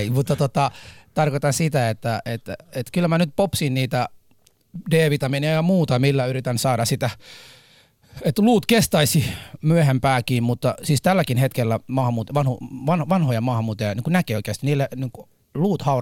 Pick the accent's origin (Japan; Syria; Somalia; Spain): Somalia; now in Finland; Hei, mä oon, mä oon Somaliasta.